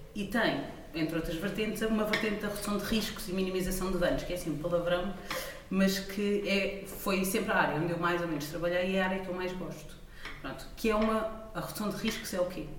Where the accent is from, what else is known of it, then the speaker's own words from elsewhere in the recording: Portugal; como portuguesa